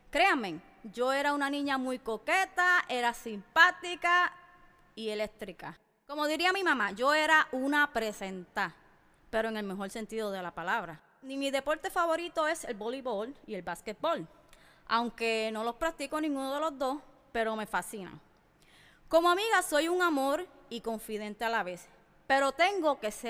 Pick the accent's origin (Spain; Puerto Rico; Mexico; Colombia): Puerto Rico; now in United States; Soy nacida y criada en Puerto Rico y en los últimos 12 años de mi vida los he vivido en los Estados Unidos